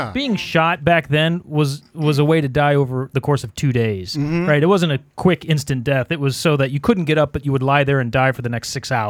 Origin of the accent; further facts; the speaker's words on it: Ohio, United States; moved away; I'm from Ohio